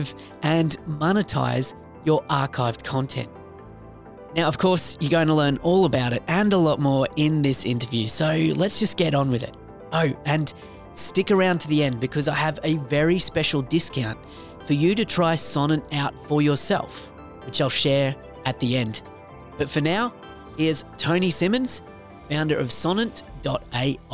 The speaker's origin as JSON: {"language": "English", "country": "Australia", "accent": "Aussie", "said": "my Aussie accent"}